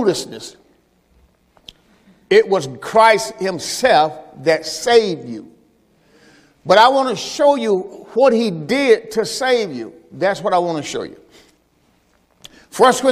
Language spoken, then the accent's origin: English; Mississippi, United States; I'm from the South, from Mississippi, the plantation